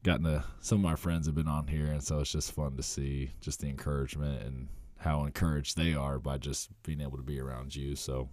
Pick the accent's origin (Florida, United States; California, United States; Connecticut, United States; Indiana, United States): Indiana, United States; Muncie; Muncie, Indiana.